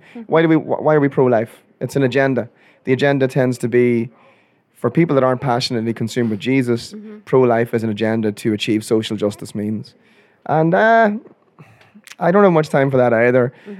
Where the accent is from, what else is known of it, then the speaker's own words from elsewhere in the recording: Ireland; I'm Irish. I thought, let's have a midlife crisis by a sports car.